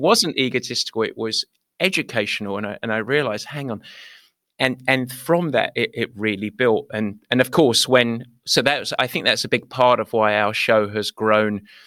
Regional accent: United Kingdom; moved away; I was from Britain

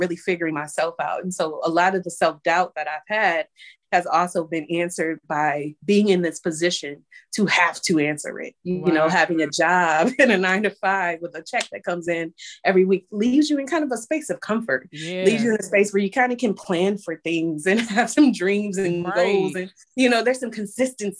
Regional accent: Michigan, United States; moved away as an adult; now in Maryland, United States; We're both from Michigan

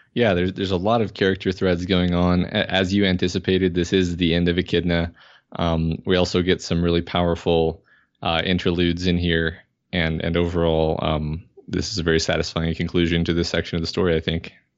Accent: Houston, Texas, United States; moved away; I'm from Houston. Um, I lived in Houston most of my life

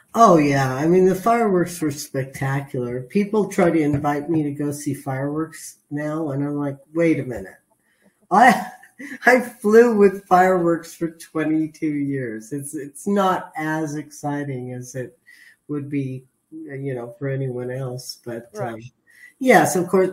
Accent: San Fernando Valley, California, United States; I'm a Valley girl. Uh-huh. I was raised in the San Fernando Valley

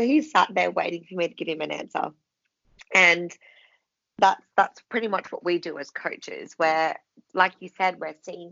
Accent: Philippines; moved away; I come from the Philippines

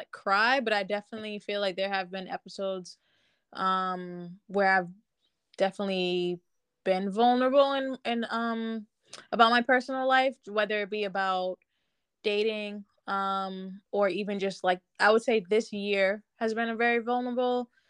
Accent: Boston, Massachusetts, United States; also born or lived in Winston-Salem, North Carolina; I love being from Boston

